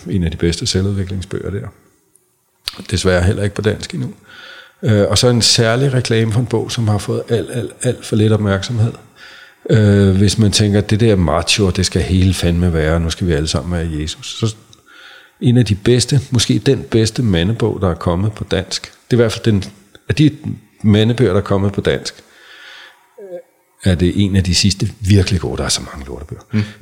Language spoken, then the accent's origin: Danish; Sorø, Zealand, Denmark; Han er flyttet til min barndomsby, øh, Sorø.